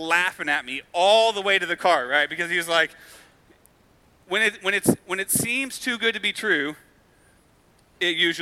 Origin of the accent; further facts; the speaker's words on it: United States; because we're American